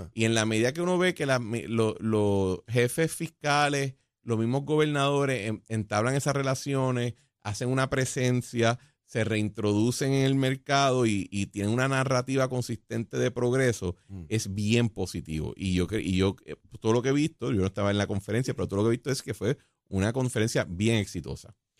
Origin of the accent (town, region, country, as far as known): Puerto Rico